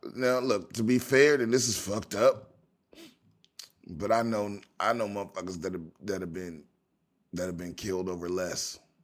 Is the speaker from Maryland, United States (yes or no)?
yes; Prince George's County, Maryland, United States; my home, my hometown. This is from, this is from P G County, Maryland